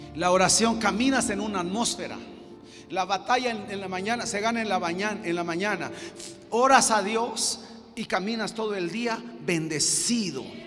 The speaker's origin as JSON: {"language": "Spanish", "region": "Chiapas", "country": "Mexico", "said": "vengo de Chiapas, México"}